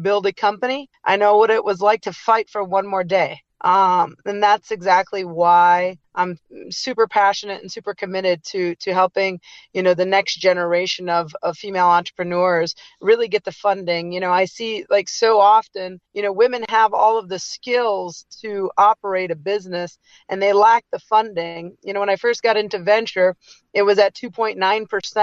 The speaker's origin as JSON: {"language": "English", "town": "Detroit", "region": "Michigan", "country": "United States", "tie": "born or raised there", "moved": "as an adult", "lives_now": "California, United States", "said": "Just grew up in the suburbs of Detroit area"}